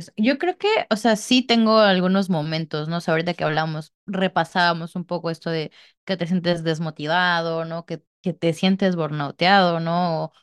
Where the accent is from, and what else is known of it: Mexico